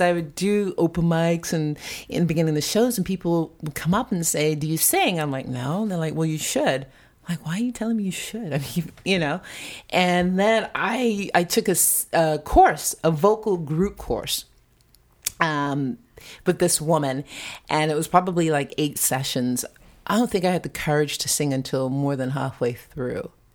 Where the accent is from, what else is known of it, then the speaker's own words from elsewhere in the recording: Long Island, New York, United States; moved away; also born or lived in Santa Rosa, California; the home that we grew up in in Long Island